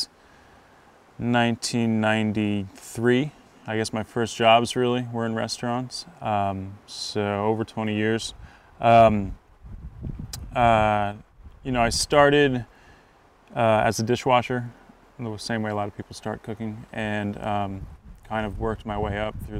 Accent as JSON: {"language": "English", "town": "Nyack", "region": "New York", "country": "United States", "tie": "born or raised there", "said": "I grew up around New York City in Nyack"}